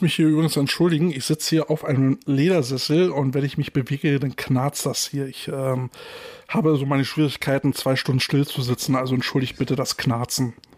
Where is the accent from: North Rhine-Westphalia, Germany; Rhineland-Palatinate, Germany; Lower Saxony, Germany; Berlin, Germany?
Berlin, Germany; unser Lokalpatriotismus endet an der Berliner Stadtgrenze